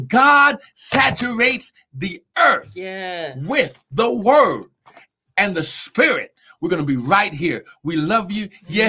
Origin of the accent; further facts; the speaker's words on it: New Mexico, United States; also born or lived in Cincinnati, Ohio / Albuquerque, New Mexico; I was born in Cincinnati, Ohio. Uh-huh. So my nationality is an Ohioan, okay? Mm. Even though I grew up in New Mexico, because I left Ohio and came to New Mexico.